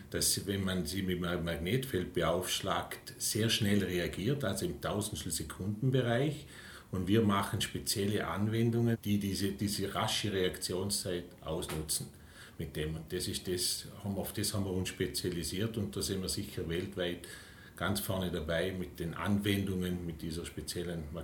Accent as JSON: {"language": "German", "town": "St. Anton im Montafon", "region": "Vorarlberg", "country": "Austria", "tie": "born or raised there", "said": "Ja, äh, aufgewachsen in St. Anton im Montafon, wo auch der Firmensitz ist."}